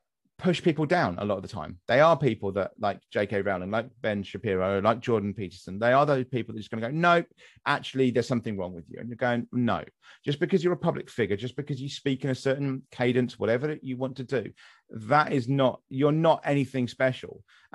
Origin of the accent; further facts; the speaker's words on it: West Sussex, South East England, United Kingdom; I'm from West Sussex.